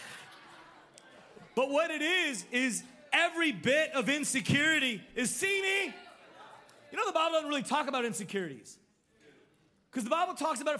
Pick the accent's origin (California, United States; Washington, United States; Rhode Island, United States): California, United States; when I was growing up in California